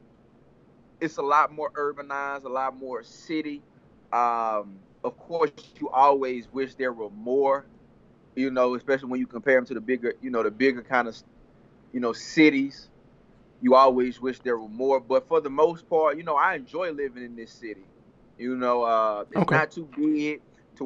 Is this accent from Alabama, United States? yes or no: yes; Birmingham, Alabama, United States; moved away as an adult; also born or lived in Grambling, Louisiana; now in Shreveport, United States; I'm originally from Birmingham, Alabama